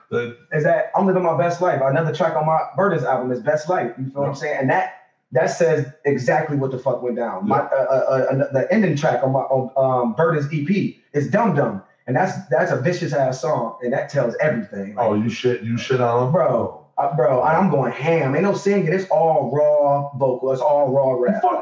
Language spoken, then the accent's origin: English; Detroit, Michigan, United States; we was raised in Detroit. You know, so in Detroit. Yeah, I'm 30, I'm about to be 33 in April.